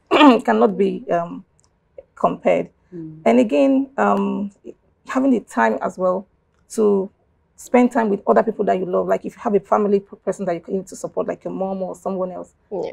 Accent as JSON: {"language": "English", "region": "Abia", "country": "Nigeria", "first_language": "Igbo (Abiriba dialect)", "second_language": "English", "said": "what I just spoke is my native dialect, that's Abriba, mm, and it's Igbo, you know. Mm. I'm from Abia State."}